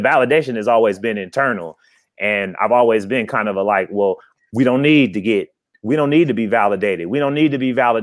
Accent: Oakland, California, United States; I'm from Oakland, California

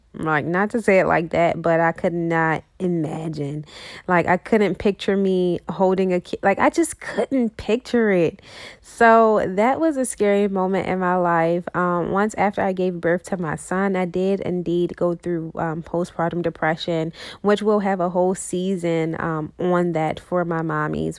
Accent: Baltimore, Maryland, United States; I am from Baltimore, Maryland

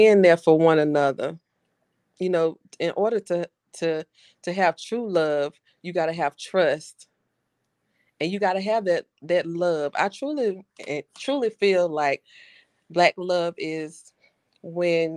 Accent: Lewisburg, United States; I'm from Lewisburg.

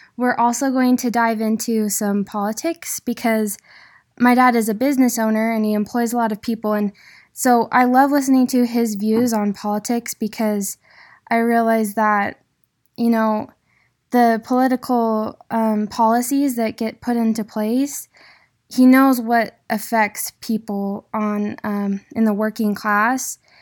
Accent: Idaho, United States; born or raised there

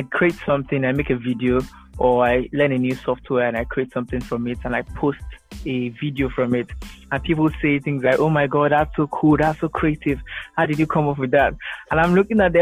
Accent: Delta, Nigeria; I'm from Delta State, Nigeria

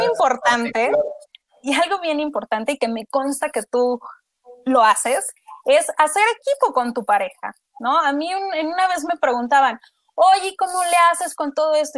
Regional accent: Mexico

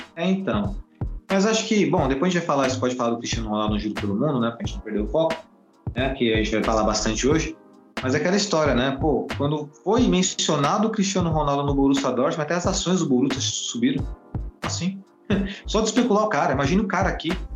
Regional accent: Brazil; Nós somos brasileiros

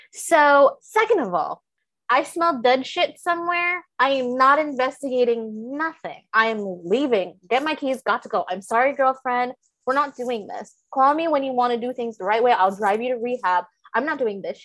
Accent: Michigan, United States; I grew up in Michigan

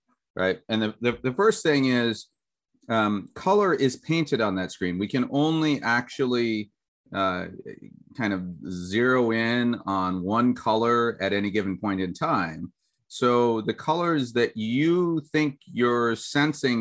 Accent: United States; when I grew up in the States

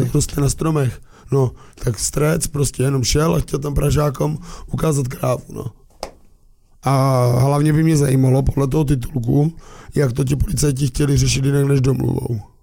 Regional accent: Moravia, Czechia; my Moraváci

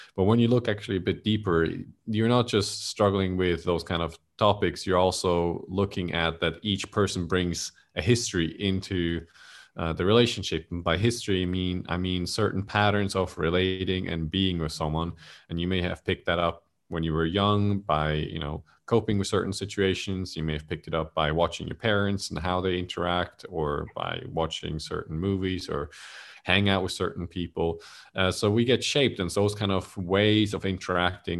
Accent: Switzerland; now in Malaysia; I'm originally from Switzerland

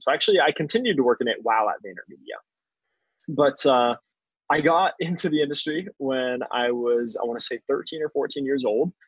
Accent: Phoenix, Arizona, United States; moved away as an adult; now in New York City, United States; I was a kid from Phoenix, Arizona

